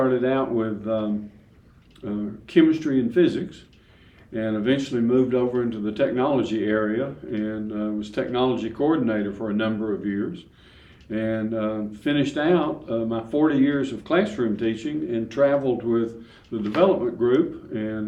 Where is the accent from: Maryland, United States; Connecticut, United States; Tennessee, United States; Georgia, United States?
Tennessee, United States; Chattanooga; moved away as an adult; I grew up in Chattanooga